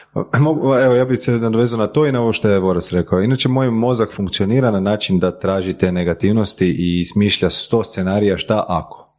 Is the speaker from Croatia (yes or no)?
yes; Croatia; nakon tog se vratiti u Hrvatsku. Jer ipak ovo je dom